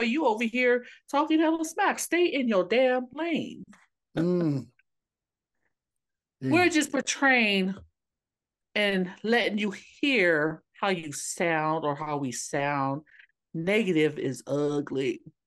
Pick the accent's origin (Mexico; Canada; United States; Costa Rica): United States; I grew up here in the States